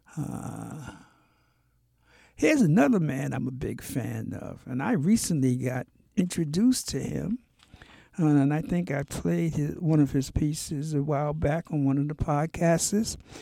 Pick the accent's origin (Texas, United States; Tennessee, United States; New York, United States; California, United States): New York, United States; New York City; also born or lived in Harlem, New York; I grew up in Brooklyn. My family moved when I was two